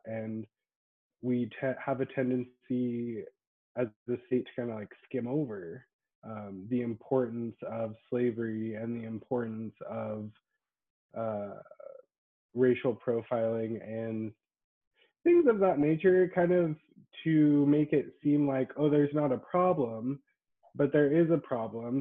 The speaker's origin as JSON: {"language": "English", "town": "Boise", "region": "Idaho", "country": "United States", "tie": "born or raised there", "said": "I'm from Boise, uh, born and raised."}